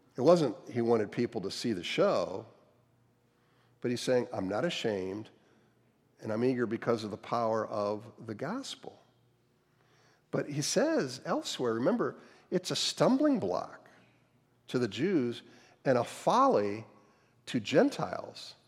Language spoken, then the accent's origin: English; outside of Cleveland, Ohio, United States; moved away; also born or lived in North Carolina; I grew up outside of Cleveland, fairly middle class